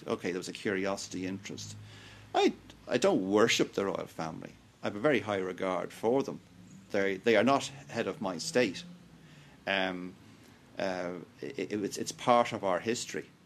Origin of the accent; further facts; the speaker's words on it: Dublin, Leinster, Ireland; I was born and bred in Dublin, I was educated here, I've lived nowhere else